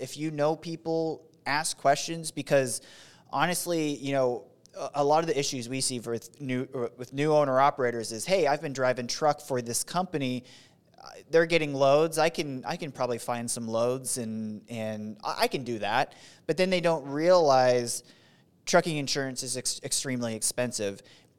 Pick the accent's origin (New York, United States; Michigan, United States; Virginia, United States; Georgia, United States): Georgia, United States; Fort Benning; born there; I was born in Fort Benning.